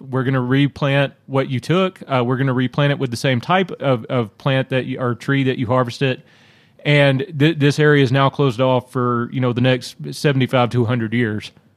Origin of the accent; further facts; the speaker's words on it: Louisiana, United States; growing up in Louisiana